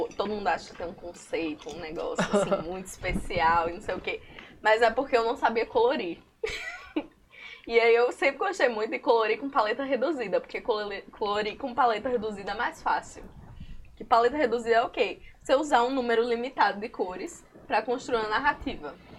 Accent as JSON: {"language": "Portuguese", "town": "Currais Novos", "region": "Rio Grande do Norte", "country": "Brazil", "tie": "born or raised there", "moved": "as an adult", "lives_now": "Natal, Brazil", "said": "eu sou seridoense e eu não queria, e, e eu sou de Currais Novos"}